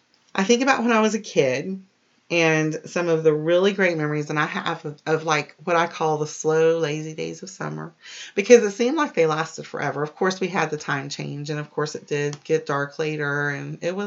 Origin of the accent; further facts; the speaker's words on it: Key Largo, Florida, United States; because during some of my like middle elementary to middle school years, we grew up in the Keys. We were in Key Largo